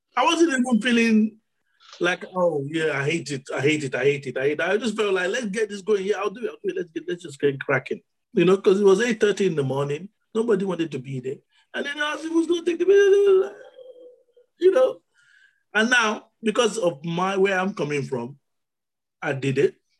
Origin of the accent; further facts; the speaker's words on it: Nigeria; being born in Nigeria is the best thing that's happened to me. Being born as a Nigerian